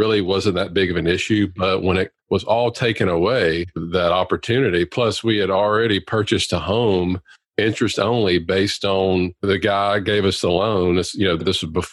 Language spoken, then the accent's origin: English; Louisiana, United States; I'm a full-time practicing periodontist in Louisiana and born and raised here